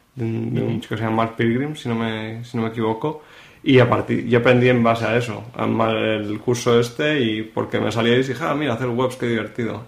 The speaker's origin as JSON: {"language": "Spanish", "town": "Madrid", "region": "Community of Madrid", "country": "Spain", "tie": "born or raised there", "moved": "as an adult", "lives_now": "Barcelona, Spain", "said": "yo nací en Madrid, y estudié allí, en Madrid"}